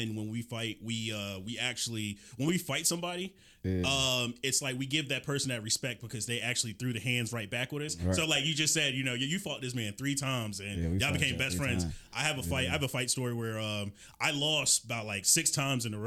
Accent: Augusta, Georgia, United States; moved away; also born or lived in Atlanta, Georgia; I'm from Augusta, Georgia

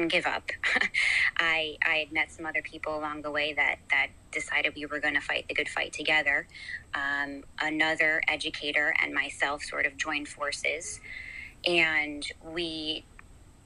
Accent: Greenwich, Connecticut, United States; moved away as an adult; now in Hawthorne, United States; I am from Connecticut. I'm from Greenwich, Connecticut. I was born and raised

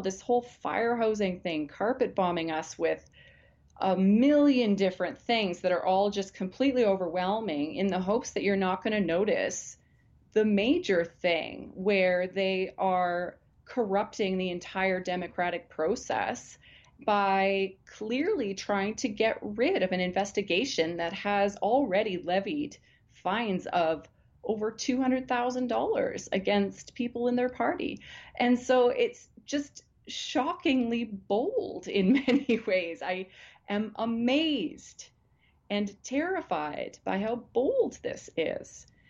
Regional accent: Alberta, Canada; I grew up in Alberta. I was born here. I've lived the vast majority of my life here

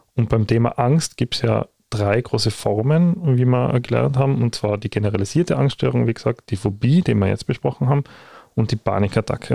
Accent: Tyrol, Austria; bei uns in Tirol

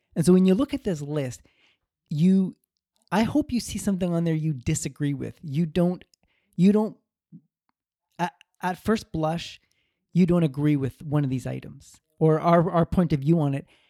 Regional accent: Canada; I was born in Canada, a, a very prosperous country, full of opportunity

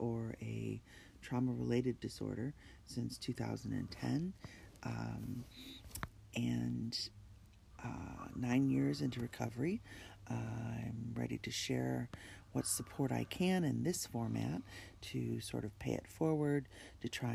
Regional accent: New York, United States; my home state of New York

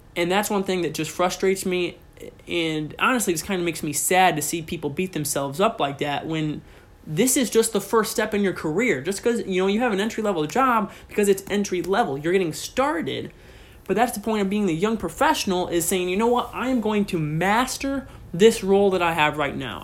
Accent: Pettisville, Ohio, United States; I was raised in Northwest Ohio, in a small town in the very corner of Northwest Ohio

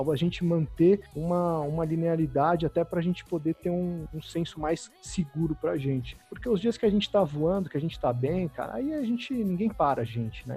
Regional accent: São Paulo, Brazil; sou um cara aqui que está erradicado em São Paulo desde criança

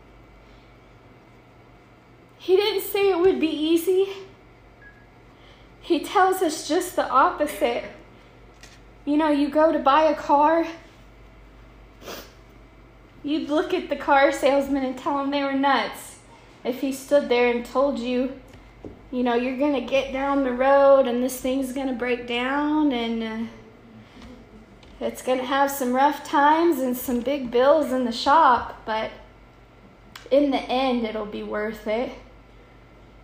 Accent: Iberia, Missouri, United States; my hometown church, Full Gospel Tabernacle

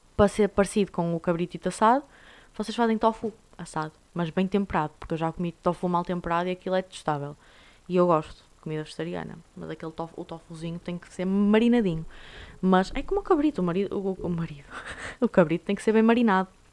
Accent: Portugal; somos nós portugueses

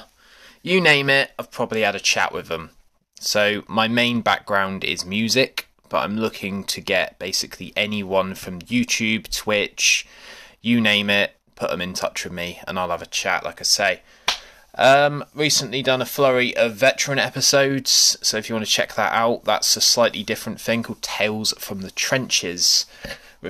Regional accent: United Kingdom; we're British

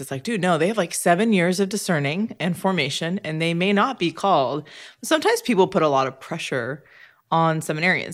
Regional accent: Orange County, California, United States; I'm from Orange County Diocese in California

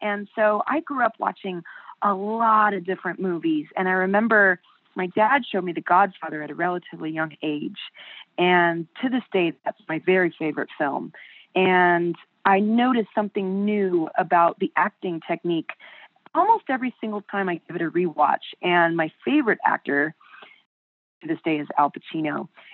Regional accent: Buena Park, California, United States; I was raised in Buena Park, California

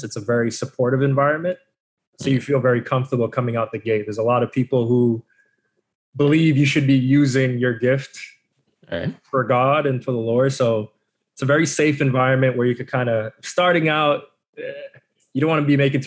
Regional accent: Boston, Massachusetts, United States; born and raised in Boston.

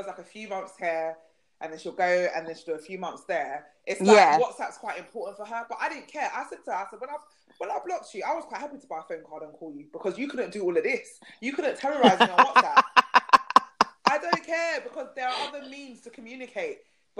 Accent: London, United Kingdom; I'm a South Londoner.

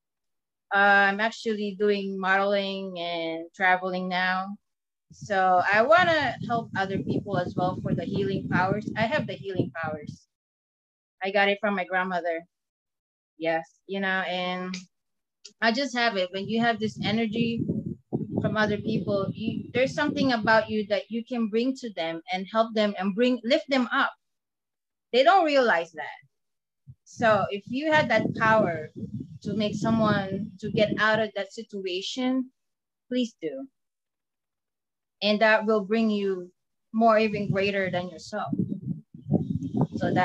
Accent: Philadelphia, Pennsylvania, United States; I'm from Pennsylvania, close to Philly, the Rocky statue

